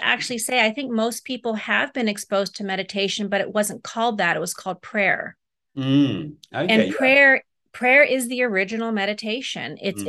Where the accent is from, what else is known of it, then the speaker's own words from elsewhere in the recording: Germany; also born or lived in Amsterdam, Netherlands; they actually ended up moving to Europe, where I was born in Amsterdam, Holland. And then I moved to Germany when I was about 3 years old. And my parents lived there until I went to college or beyond college.